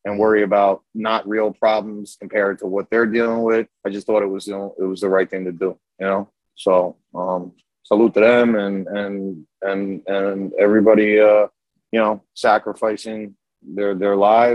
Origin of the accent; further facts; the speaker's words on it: New York, United States; accent: New York; also born or lived in Yonkers, New York; I am from New York. I was there when 9/11 happened